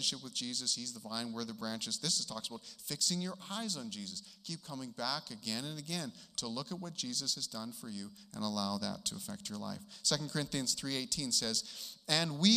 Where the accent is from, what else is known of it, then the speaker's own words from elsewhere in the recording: Manitoba, Canada; also born or lived in Vancouver, British Columbia; I was born in Vancouver and raised in Manitoba